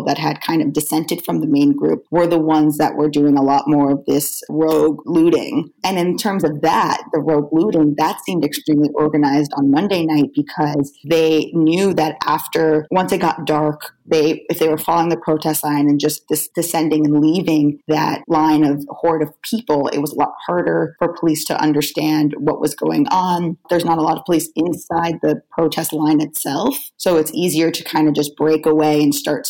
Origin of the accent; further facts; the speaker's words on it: Florida, United States; now in Brooklyn, United States; I'm from Florida